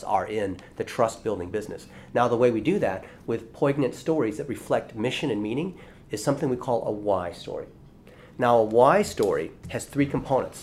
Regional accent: Dayton, Ohio, United States; first language Chinese; English is a second language; I was born in Dayton, Ohio. America

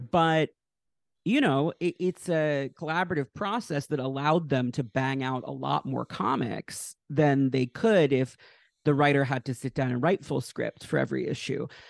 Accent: Westchester, New York, United States; grew up in Westchester, New York

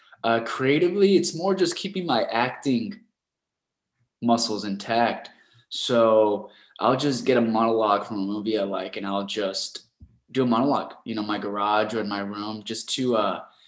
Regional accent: Rancho Cucamonga, California, United States; also born or lived in Los Angeles; I was born in downtown LA, but my folks moved us out to Rancho Cucamonga. It's in the outskirts of Los Angeles. It's a very suburban neighborhood. We're like out in the desert, and that's where I grew up

